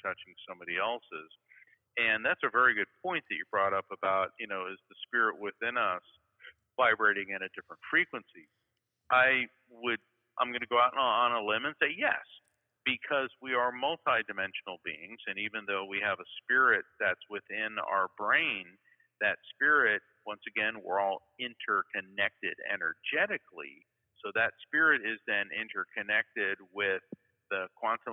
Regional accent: Florida, United States; I'm from Florida.

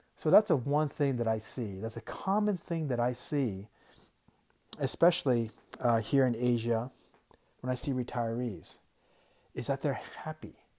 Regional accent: Tucson, Arizona, United States; I grew up in Tucson and we get a lot of retirees

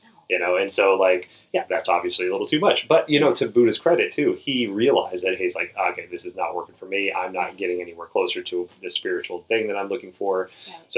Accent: the South, United States; grew up in the South. I'm from the South, and it's like you pile everything on your plate, and then if you don't finish your plate, you're sitting there until you're done

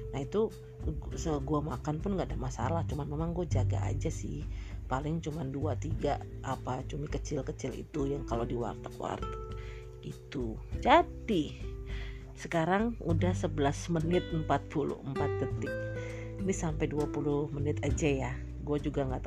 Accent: Medan, North Sumatra, Indonesia; kampung halaman gue basically kan gue orang Medan berarti kan kampung halaman gue di Medan lah

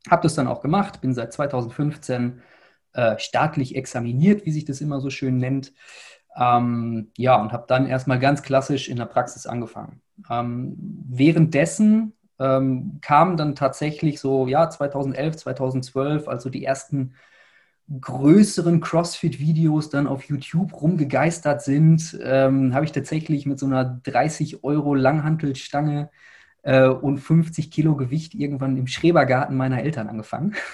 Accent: Dortmund, North Rhine-Westphalia, Germany; ja, ich komme aus Dortmund, habe damals in Essen studiert

